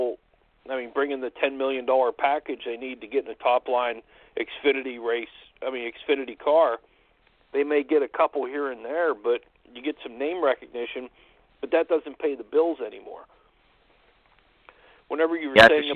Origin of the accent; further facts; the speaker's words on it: Pennsylvania, United States; growing up in Pennsylvania